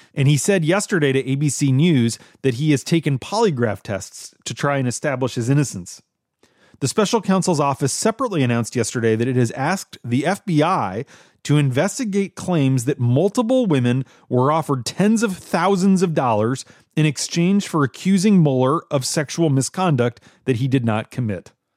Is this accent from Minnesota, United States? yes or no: yes; Minnesota, United States; moved away; my home state